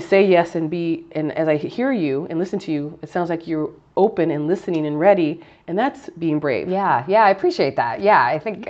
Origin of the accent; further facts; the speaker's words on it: South Gate, California, United States; growing up in Southgate, it, we, we spoke Spanish